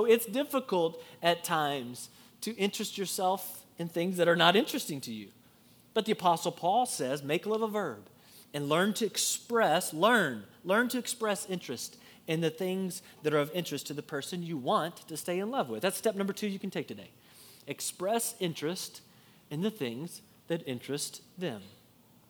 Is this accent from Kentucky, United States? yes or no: yes; Kentucky, United States; I'm from Kentucky